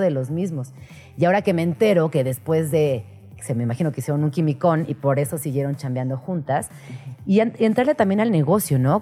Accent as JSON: {"language": "Spanish", "town": "Comitán", "region": "Chiapas", "country": "Mexico", "said": "Comitán, Chiapas, de donde yo soy"}